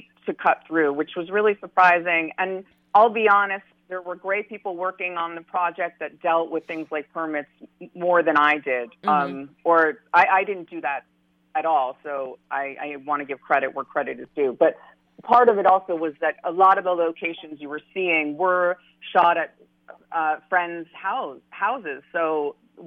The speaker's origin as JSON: {"language": "English", "country": "United States", "accent": "American", "said": "my American accent"}